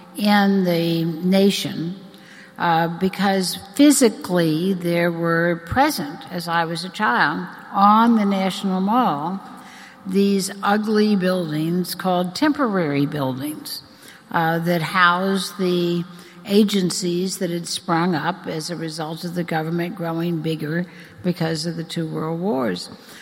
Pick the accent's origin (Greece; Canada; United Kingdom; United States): United States; Washington, District of Columbia; my own childhood growing up in Washington. And I grew up in the immediate post-World War II era.